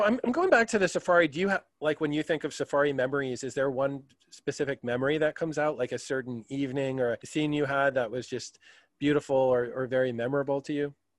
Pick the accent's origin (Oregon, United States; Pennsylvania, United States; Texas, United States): Pennsylvania, United States; southeastern; We're all from Pennsylvania. So, uh, southeastern PA